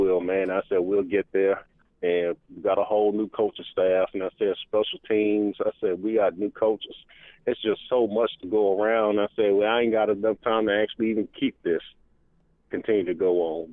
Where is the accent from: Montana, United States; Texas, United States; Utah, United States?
Texas, United States; Houston; now in Kansas City, United States; I was from Houston. I'm originally from Houston